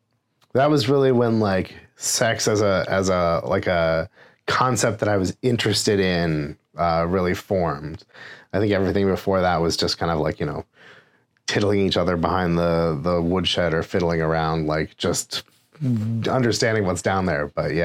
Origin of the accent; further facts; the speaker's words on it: Alaska, United States; now in Seattle, United States; I'm 37 years old. I've lived in Seattle, Washington for 20 years. I grew up in Alaska before that.